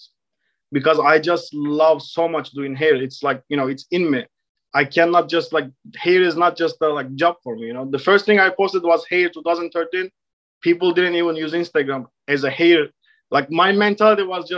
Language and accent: English; Istanbul, Turkey; English is a second language; moved away as an adult; now in New York City, United States; So I am originally from Turkey. I was born and raised in Istanbul. I came to States in 2015 when I was 22 years old.